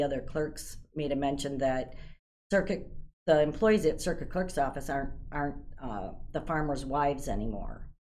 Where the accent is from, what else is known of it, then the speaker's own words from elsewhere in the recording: Aurora, United States; Born and raised in Aurora. So were my parents. So I've lived in Aurora my whole life.